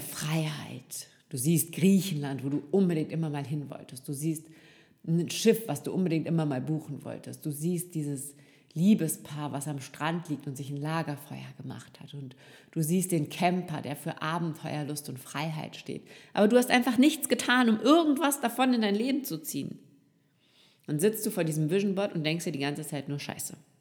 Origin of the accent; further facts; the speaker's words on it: Rhineland, Germany; now in Austria; Verheiratet mit einem Österreicher lebe ich als gebürtige Rheinländerin nun in einem Dorf in Österreich direkt an der Donau